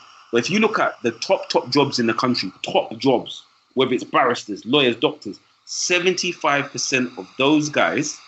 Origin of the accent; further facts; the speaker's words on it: London, United Kingdom; I'm from East London. I'm proud of where I'm from in East London